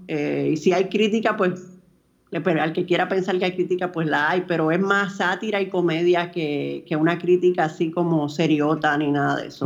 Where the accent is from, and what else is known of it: Dominican Republic; born or raised there